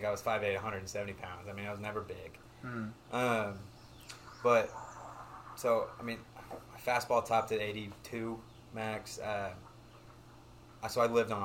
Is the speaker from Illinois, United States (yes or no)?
no; Knoxville, Tennessee, United States; also born or lived in Dover, Delaware; I've lived in Knoxville, Tennessee ever since.